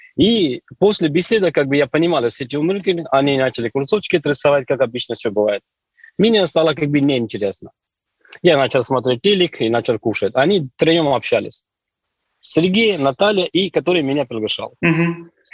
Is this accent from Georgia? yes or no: no; Delhi, India; Russian is a second language; moved away as an adult; also born or lived in Yekaterinburg, Russia; now in Russia; до 21 года я жил в Индии. Я оттуда родом, из Дели, там, столица Дели.